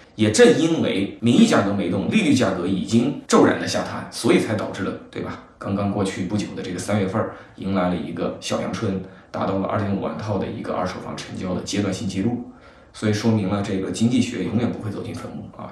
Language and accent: Chinese; Shiyan, Hubei, China; moved away as an adult; also born or lived in Guangzhou / Beijing; 因为作为一个湖北的小城市，对吧？我家乡在实验室